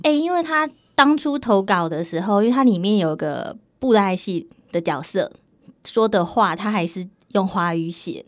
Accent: Taiwan; 我们台湾人

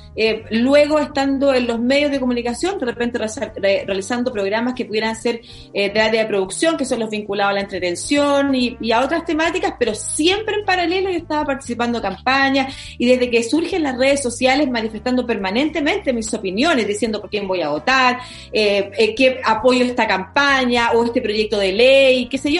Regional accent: Concepción, Biobío, Chile; now in Santiago, Chile; yo que soy de Concepción

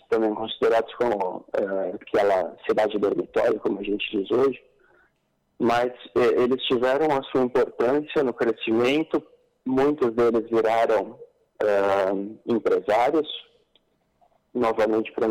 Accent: Paulista, São Paulo, Brazil; eu não só como paulista, mas como brasileiro

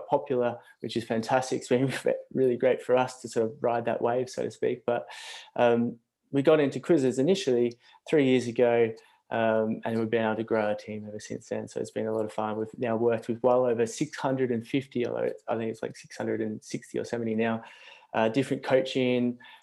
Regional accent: Australia; accent: Australian; moved away as an adult; now in Brighton, United Kingdom; I'm from Australia. I'm actually over here in the UK though, down in Brighton, hence the Australian accent

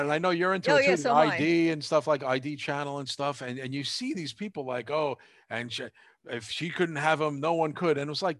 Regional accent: New York, United States; I'm a New Yorker.

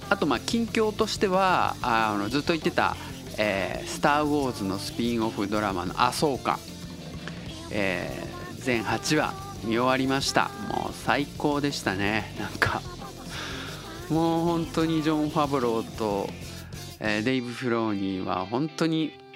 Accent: Tottori, Japan; accent: Tottori dialect; moved away as an adult; also born or lived in Kobe; now in Osaka, Japan; 鳥取生まれでえっと高校3年生の後浪人したんでまあ、えー、19歳まで鳥取にいたんですよ

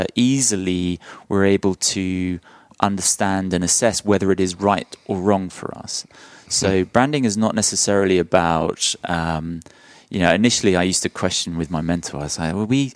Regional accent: London, United Kingdom; moved away as an adult; also born or lived in South of England; now in Nashville, United States; But I'm a Londoner.

